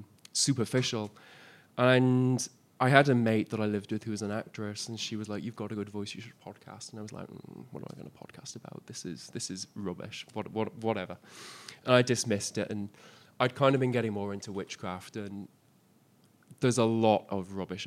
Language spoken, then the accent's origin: English; Isle of Man; moved away as an adult; also born or lived in Liverpool; I wasn't actually born on the Isle of Man. I was born in Liverpool. And then I moved to the island when I was about four.